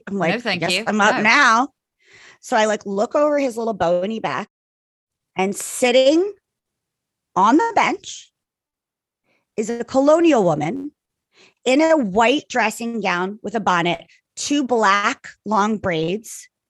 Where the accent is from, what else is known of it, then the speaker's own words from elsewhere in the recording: Ireland; I'm Irish. I could have at least four glasses of wine, probably not even really be that drunk.